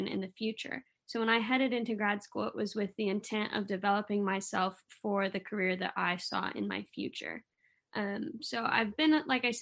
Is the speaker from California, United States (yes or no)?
yes; Denair, California, United States; moved away as an adult; now in Oklahoma, United States; I am originally from Denair, California. I grew up raising Black Angus cattle